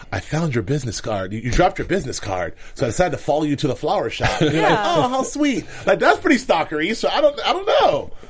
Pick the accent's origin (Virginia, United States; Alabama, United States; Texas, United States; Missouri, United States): Texas, United States; Dallas; I'm from Dallas, baby.